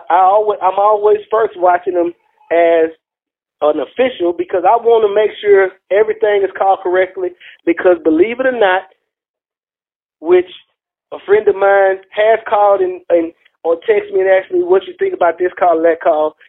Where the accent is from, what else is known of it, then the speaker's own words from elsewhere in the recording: Houston, Texas, United States; I'm from Houston